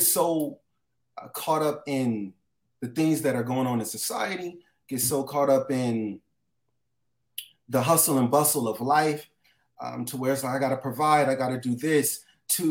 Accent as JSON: {"language": "English", "town": "Los Angeles", "region": "California", "country": "United States", "tie": "born or raised there", "said": "I grew up in Los Angeles, California, different areas, West LA, South Central, Watts, all the way to Long Beach"}